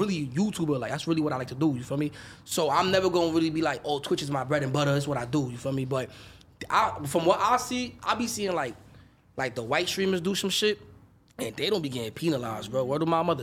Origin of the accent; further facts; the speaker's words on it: New York City, New York, United States; also born or lived in Dominican Republic / Atlanta; I'm from the Bronx, New York